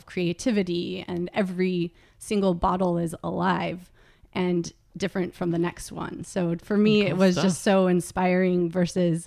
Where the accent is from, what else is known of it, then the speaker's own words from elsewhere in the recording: California, United States; I was born in California, and I've lived in California my whole life